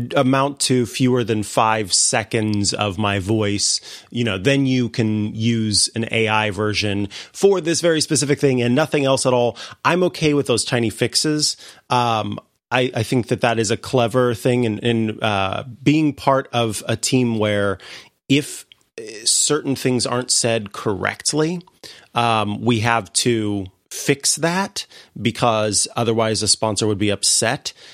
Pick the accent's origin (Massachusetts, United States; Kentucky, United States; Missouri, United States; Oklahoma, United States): Missouri, United States; moved away; my home state, uh, in Saint Louis, Missouri